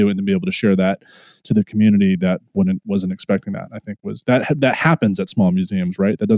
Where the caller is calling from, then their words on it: West Virginia, United States; you know I'm recording this from West Virginia